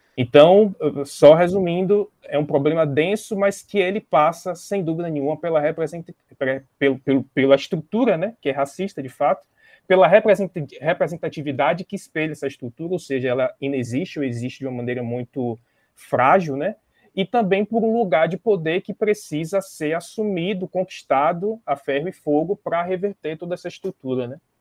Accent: Bahia, Brazil; eu sou daqui da Bahia

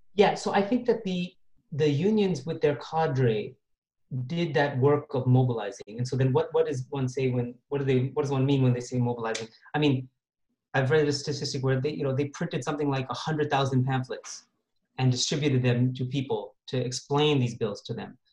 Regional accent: Toronto, Ontario, Canada; also born or lived in Moga district, Punjab; I was born in Toronto actually and grew up in the West

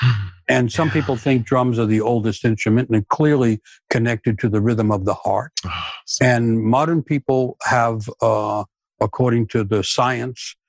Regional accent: New York City, New York, United States; I grew up in New York City, Manhattan, and in the inner city

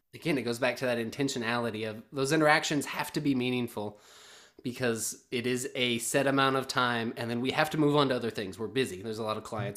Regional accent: the South, United States; moved away as an adult; I'm a guy from the South

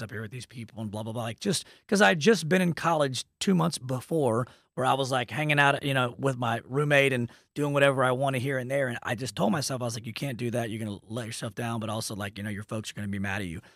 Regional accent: Dallas, Texas, United States; also born or lived in Lubbock, Texas; I'm from Dallas

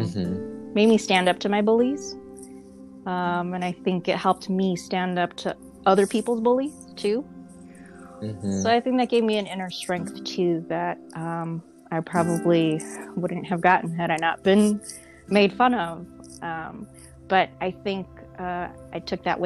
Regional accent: Illinois, United States; also born or lived in Hawaii / Germany; now in New York, United States; growing up in Illinois, it was interesting. I grew up in a predominantly white neighborhood.

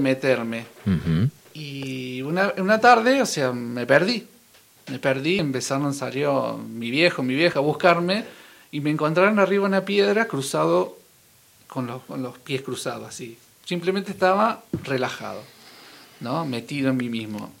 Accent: Villa Carlos Paz, Córdoba, Argentina; yo soy de Carlos Paz

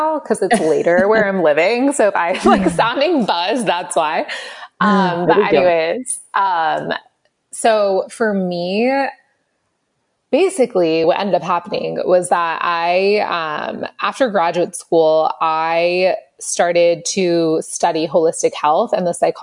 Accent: Los Angeles, California, United States; I grew up in Los Angeles

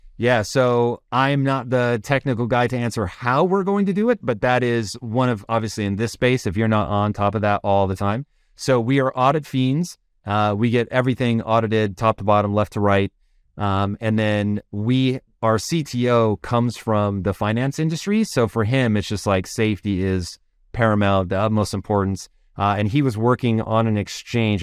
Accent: Tacoma, Washington, United States; I grew up in Tacoma, Washington

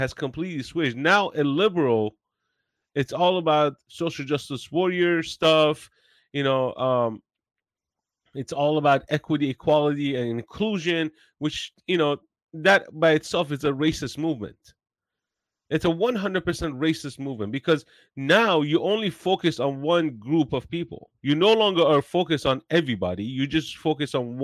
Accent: Iran; English is a second language; now in United States; I have white skin, but I'm from Iran

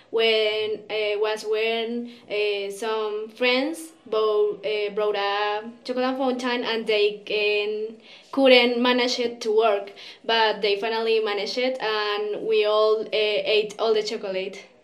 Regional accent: Pereira, Risaralda, Colombia; English is a second language; Uh, I was born here in Pereira. I'm 16 years old

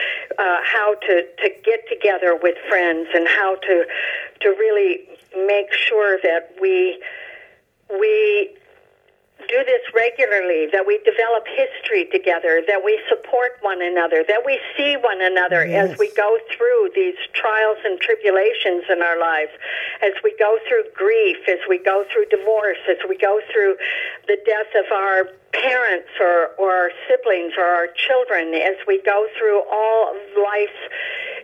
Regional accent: Chicago, Illinois, United States; moved away as an adult; also born or lived in Alabama; I grew up in the North Shore of Chicago, and then I moved to the South

